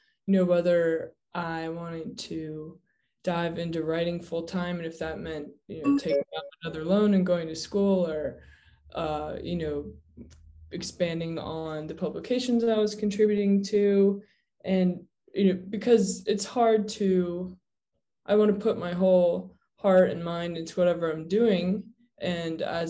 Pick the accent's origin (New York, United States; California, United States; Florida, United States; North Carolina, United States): North Carolina, United States; Raleigh; moved away as an adult; also born or lived in Sewanee, Tennessee; I grew up in Raleigh, North Carolina, and that's where I've circled back to now.